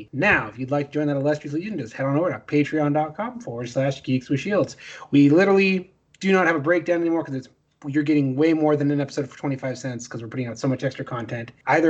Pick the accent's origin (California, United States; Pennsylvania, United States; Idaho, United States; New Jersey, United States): Idaho, United States; Riggins; moved away; so much of it could have happened in my hometown.